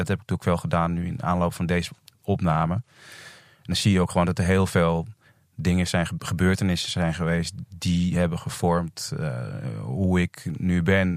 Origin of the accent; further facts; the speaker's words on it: Netherlands; also born or lived in Indonesia; Drie maanden eh, was ik toen ik naar Nederland kwam